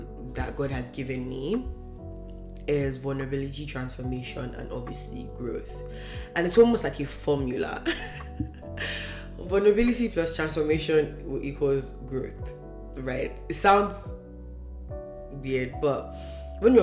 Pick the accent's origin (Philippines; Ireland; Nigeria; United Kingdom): Nigeria; Northern Nigeria; first language Hausa; English is a second language; now in Canada; I'm from Nigeria